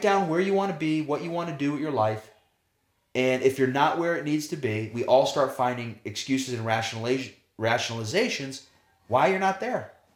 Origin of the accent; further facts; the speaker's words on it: United States; as an American player